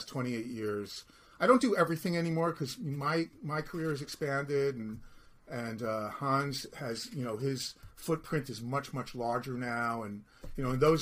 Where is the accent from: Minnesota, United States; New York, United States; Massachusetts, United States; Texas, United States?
New York, United States; New York City; I'm from Brooklyn